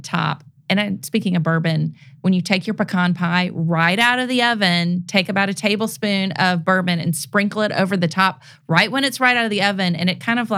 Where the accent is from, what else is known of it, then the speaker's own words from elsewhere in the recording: Memphis, Tennessee, United States; also born or lived in New Orleans; I was born in New Orleans, but I grew up here in Memphis.